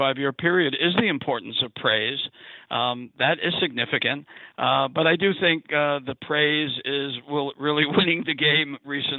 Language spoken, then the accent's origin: English; New York City, New York, United States; I grew up in Brooklyn, New York